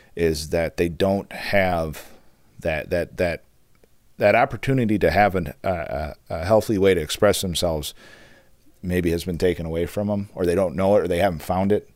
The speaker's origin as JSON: {"language": "English", "town": "Charlevoix", "region": "Michigan", "country": "United States", "tie": "born or raised there", "said": "I grew up in Charlevoix in the Midwest in a small town"}